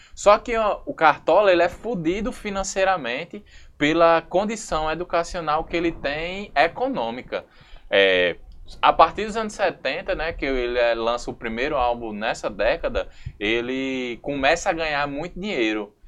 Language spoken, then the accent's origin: Portuguese; Brazil; a gente, enquanto brasileiro